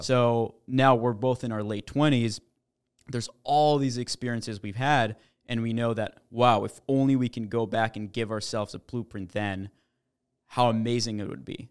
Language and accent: English; Montreal, Quebec, Canada; moved away; also born or lived in New York; I'm actually Canadian. I grew up in Montreal.